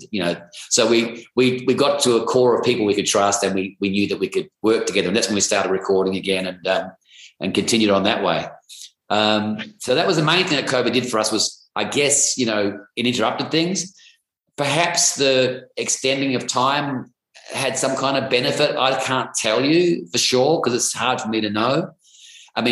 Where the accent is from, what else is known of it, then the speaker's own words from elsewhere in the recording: Perth, Western Australia, Australia; now in Sydney, Australia; I come from Perth, Western Australia, which is about, you know, 2,500 miles away from where I live here in Sydney.